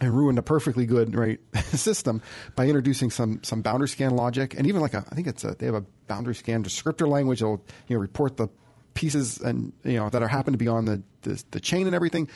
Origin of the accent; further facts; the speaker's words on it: United States; I'm an American